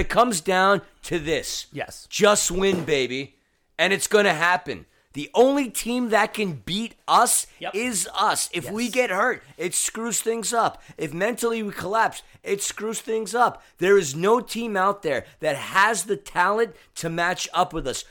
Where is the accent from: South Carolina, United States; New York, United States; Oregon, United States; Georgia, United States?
New York, United States; now in Los Angeles, United States; I'm a New Yorker